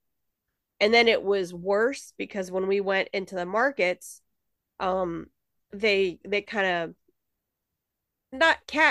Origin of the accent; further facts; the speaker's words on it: United States; I grew up here in the States